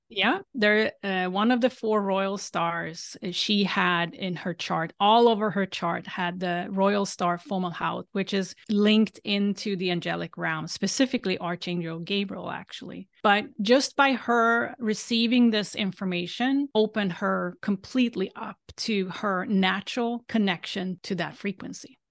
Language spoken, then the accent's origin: English; Sweden; moved away; I grew up in Sweden